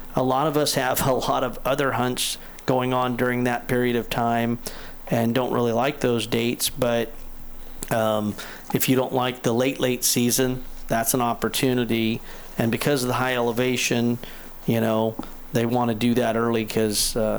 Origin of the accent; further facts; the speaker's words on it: Crescent City, California, United States; my hometown of Crescent City